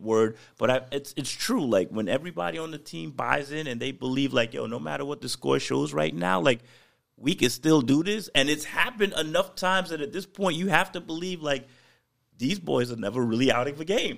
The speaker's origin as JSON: {"language": "English", "region": "New York", "country": "United States", "said": "I'm a New Yorker to, to the core"}